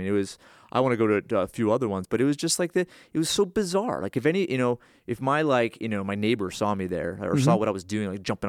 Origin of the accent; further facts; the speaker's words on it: Northeast, United States; Or I grew up in the Northeast, right?